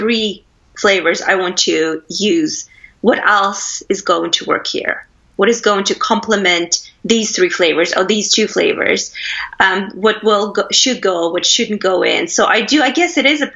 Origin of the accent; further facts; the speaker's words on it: Russia; moved away as an adult; also born or lived in United States / Canada / Philippines; now in England; I am originally from Russia. I was born and raised there. I left in the 90s to go to college in the States.